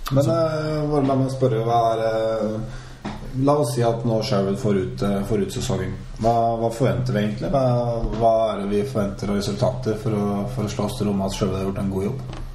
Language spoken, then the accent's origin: Norwegian; Norway